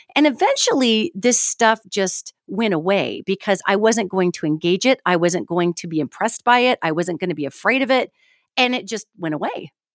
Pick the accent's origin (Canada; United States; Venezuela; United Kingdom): United States; Billings, Montana; I'm from Montana originally, Billings, Montana.